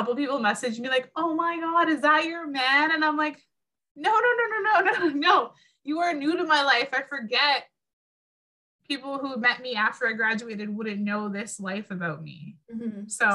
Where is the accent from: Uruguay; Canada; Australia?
Canada; Northern Ontario; we grew up in Northern Ontario and it's like clear waters